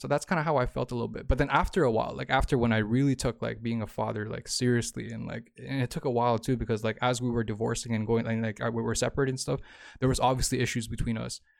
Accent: Toronto, Ontario, Canada; moved away as an adult; I'm from Toronto

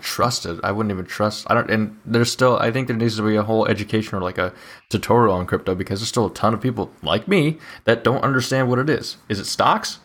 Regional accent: Mississippi Valley, Iowa, United States; also born or lived in England; my hometown's fair, the Mississippi Valley, uh, Fair

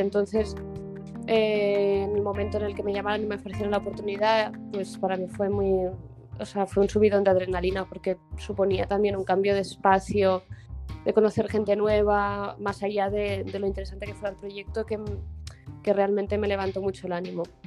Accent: Barcelona, Catalonia, Spain; moved away as an adult; now in Madrid, Spain; nací en Madrid, en realidad yo, eh, pero muy pequeñita me fui a Barcelona

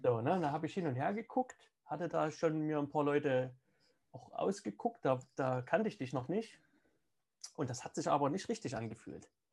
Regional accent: Saxony, Germany; also born or lived in Moscow, Russia; Ich bin ja im, im Osten Deutschlands aufgewachsen

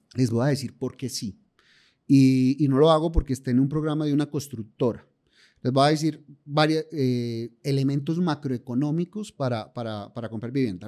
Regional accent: Paisa, Antioquia, Colombia; yo por lo menos que soy paisa

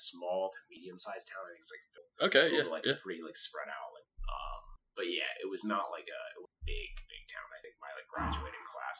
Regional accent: Western New Jersey, United States; also born or lived in Philadelphia, Pennsylvania; I was born in Philadelphia, so it counts a little bit. Lived just outside of Philly until I was grade. So some of my formative years, and then most of my life I lived in Western New Jersey.

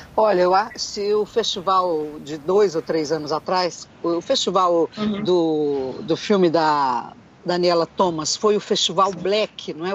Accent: Minas Gerais, Brazil; also born or lived in Brasília, Brazil; now in São Paulo, Brazil; eu sou mineira

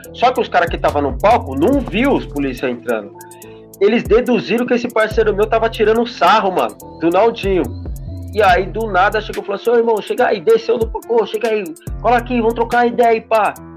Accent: Praia Grande, São Paulo, Brazil; sou lá da Baixada, da Praia Grande

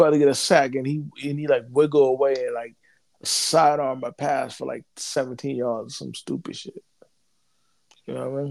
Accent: New York, United States; I'm from New York and he played for Boston

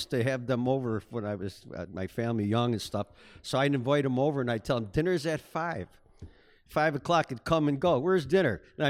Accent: Buffalo, New York, United States; Well, I was raised over in St. Teresa's Parish and as an only child, which was really unusual in South Buffalo.

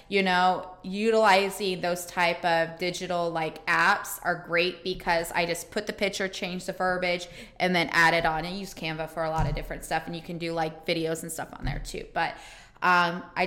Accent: Indianapolis, Indiana, United States; moved away as an adult; now in Tampa, United States; I'm originally from Indianapolis, Indiana. I came down here in 2013

